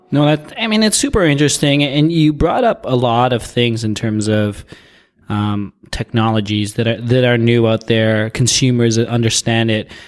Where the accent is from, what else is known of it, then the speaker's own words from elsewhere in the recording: Toronto, Ontario, Canada; I'm from Toronto